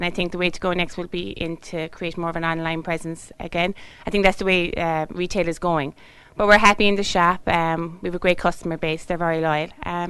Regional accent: County Limerick, Munster, Ireland; also born or lived in Mitchelstown; I'm from Angusboro, just out the road, so just over the border in Limerick. But I went to school here and everything.

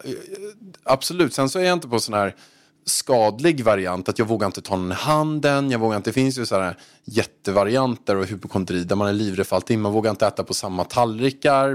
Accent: Haninge, Stockholm County, Sweden; moved away as an adult; now in Marbella, Spain; jag kom från Haninge

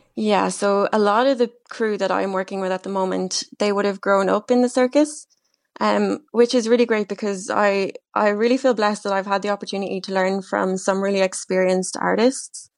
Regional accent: Wexford, Leinster, Ireland; also born or lived in Dublin; I'm originally from Wexford

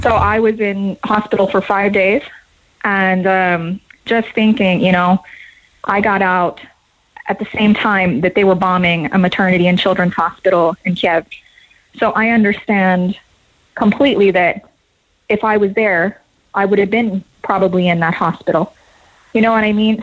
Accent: United States; moved away as an adult; now in Cork, Ireland; I'm American, but I've lived here for um, seven years now.

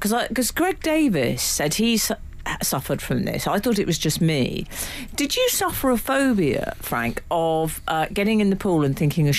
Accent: Australia; moved away; growing up in Australia.

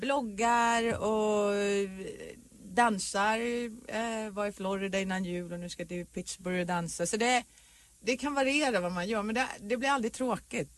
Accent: Sweden; now in Los Angeles, United States; när jag bodde hemma i Sverige

